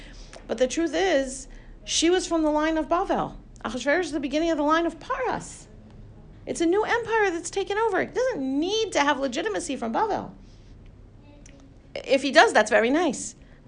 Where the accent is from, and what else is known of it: United States